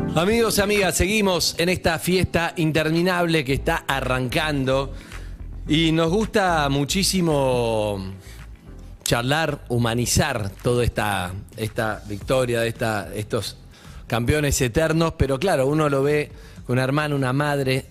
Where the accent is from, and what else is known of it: Argentina